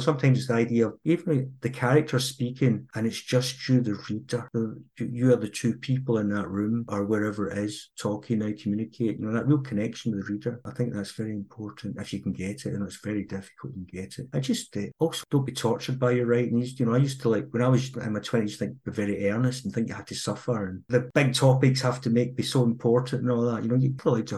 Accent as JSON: {"language": "English", "town": "Girvan", "region": "Scotland", "country": "United Kingdom", "tie": "born or raised there", "said": "my hometown of Girvan, which is a terrific wee town"}